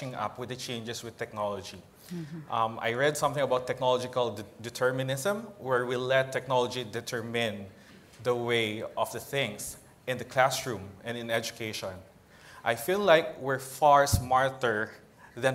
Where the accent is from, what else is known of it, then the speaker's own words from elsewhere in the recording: Philippines; from the Philippines